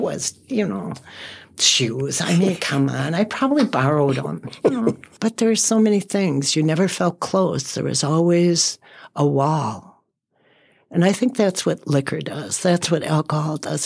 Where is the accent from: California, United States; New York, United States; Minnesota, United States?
Minnesota, United States; Saint Paul; I was raised in Selby and Dale